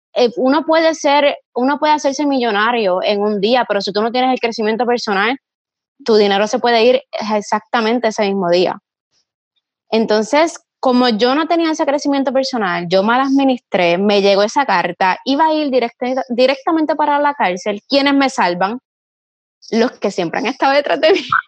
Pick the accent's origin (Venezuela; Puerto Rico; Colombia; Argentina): Puerto Rico; Ponce; soy de Ponce, Puerto Rico, mi negocio se encuentra ubicado en casco urbano